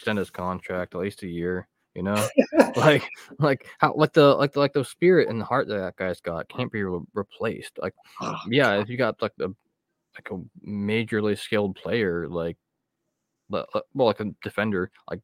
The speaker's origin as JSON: {"language": "English", "region": "Northeastern Ohio", "country": "United States", "said": "I am from Northeastern Ohio"}